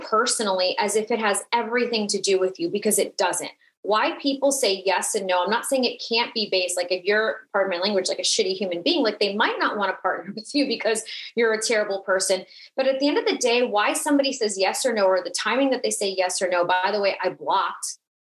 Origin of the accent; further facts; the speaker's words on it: South Florida, United States; I'm Latina. I'm from South Florida